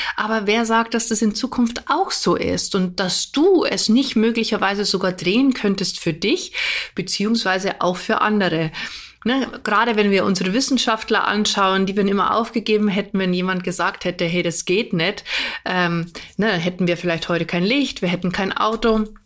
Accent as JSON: {"language": "German", "country": "Germany", "said": "bei uns in Deutschland"}